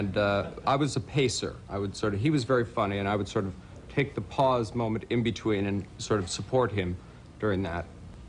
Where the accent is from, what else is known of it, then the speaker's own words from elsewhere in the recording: Canada; now in New York City, United States; I'm from Canada originally, and so I'm used to snow